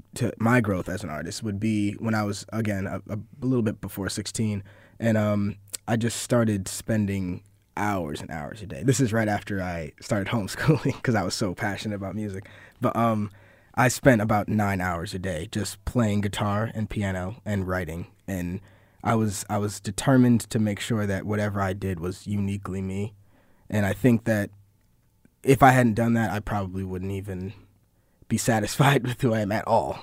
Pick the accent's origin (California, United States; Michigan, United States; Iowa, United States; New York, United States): New York, United States; Syracuse; I was born in Syracuse, and, uh, I went to J D High School for two years